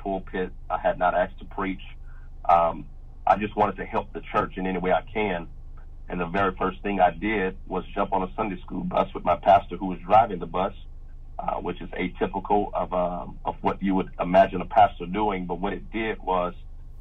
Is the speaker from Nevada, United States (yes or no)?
no; Louisiana, United States; I grew up in Louisiana all my life, born and raised here in Louisiana